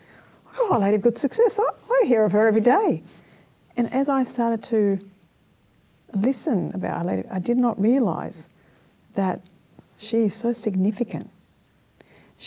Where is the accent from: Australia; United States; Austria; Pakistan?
Australia; Sydney, New South Wales; also born or lived in Strathfield / eastern suburbs; I grew up in the inner west